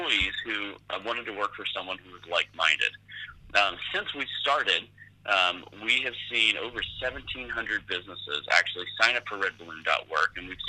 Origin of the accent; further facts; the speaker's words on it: San Francisco, California, United States; I grew up in the San Francisco Bay Area.